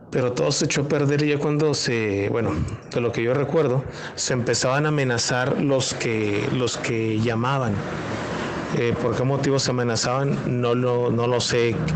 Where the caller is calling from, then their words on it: Monterrey, Nuevo León, Mexico; de Monterrey.